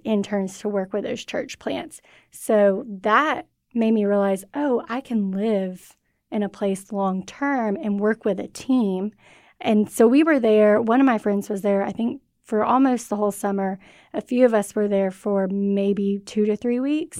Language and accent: English; Cartersville, Georgia, United States; also born or lived in Mississippi; So I'm from Cartersville, Georgia, and I grew up there.